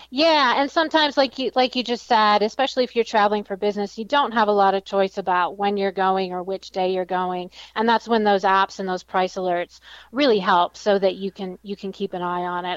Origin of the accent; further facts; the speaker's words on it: Michigan, United States; moved away; I'm from Michigan